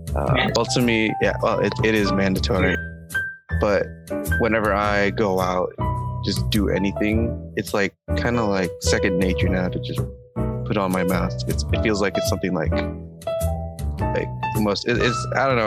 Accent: United States; also born or lived in Jakarta, Indonesia; US raised

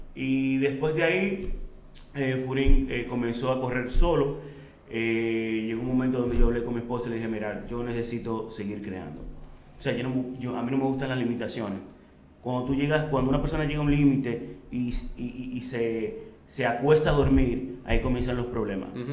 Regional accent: Santo Domingo, Distrito Nacional, Dominican Republic; also born or lived in Orlando / Switzerland; Yo nací en Santo Domingo el 18-8 de 1983

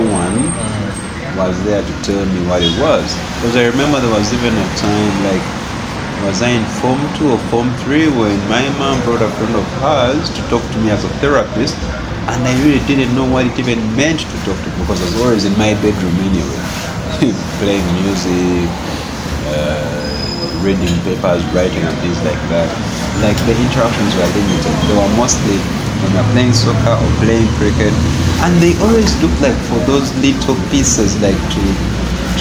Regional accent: Uganda; moved away; also born or lived in Kenya; I'm Ugandan

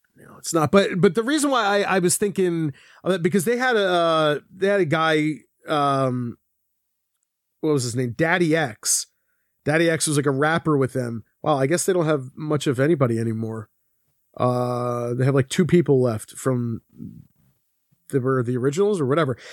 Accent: Philadelphia, Pennsylvania, United States; I'm from Philadelphia. My dad's from Philadelphia

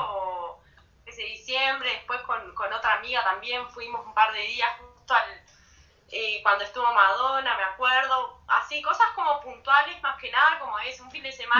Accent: Rocha, Uruguay; yo soy de Rocha

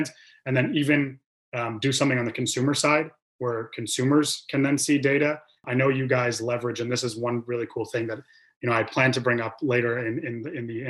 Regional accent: Michigan, United States; I am from Michigan.

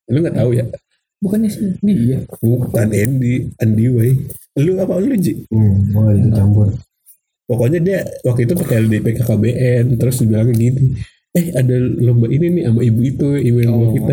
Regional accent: Bekasi, West Java, Indonesia; Iya gue dari Bekasi.

